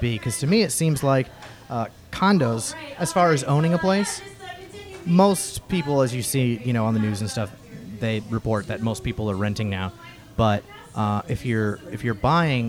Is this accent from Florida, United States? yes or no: yes; Florida, United States; growing up in Florida, we always rented a condo